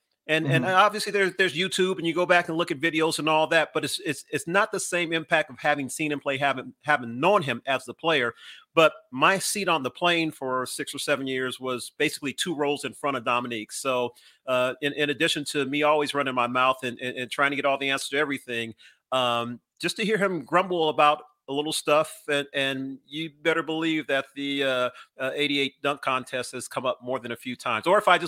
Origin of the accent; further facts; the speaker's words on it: California, United States; even though I'm originally from Southern Cal and have a lot of Laker tie-ins